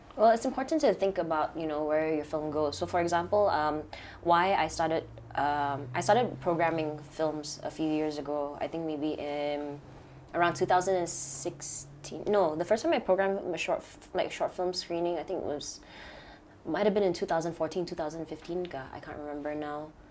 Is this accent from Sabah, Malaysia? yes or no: yes; Sabah, Malaysia; growing up in Sabah here because you're always surrounded by nature